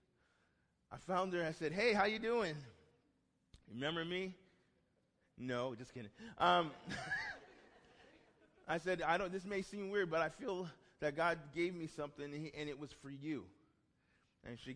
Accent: New York City, New York, United States; I'm from Brooklyn, New York

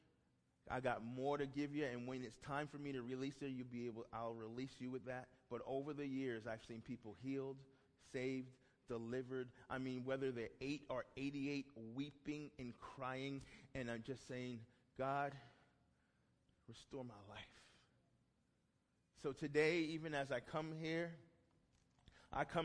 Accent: New York City, New York, United States; I'm from Brooklyn, New York

